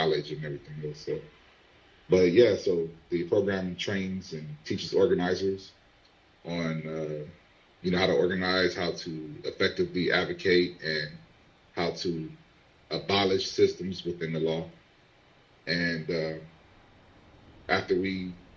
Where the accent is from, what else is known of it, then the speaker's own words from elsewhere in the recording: Compton, California, United States; as a child growing up in Compton, California